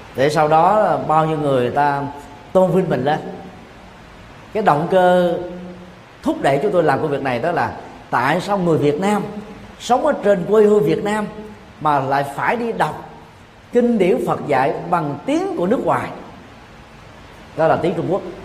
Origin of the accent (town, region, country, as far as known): Vietnam